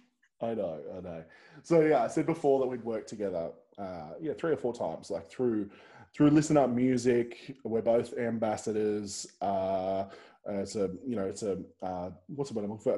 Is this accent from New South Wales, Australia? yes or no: yes; Central Coast, New South Wales, Australia; I'm actually originally from the Central Coast